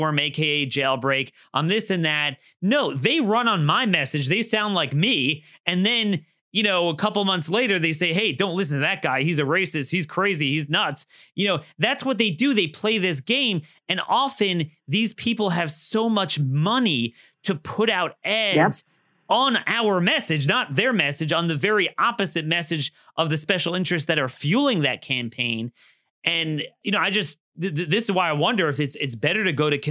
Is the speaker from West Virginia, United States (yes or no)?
no; Maryland, United States; my home state of Maryland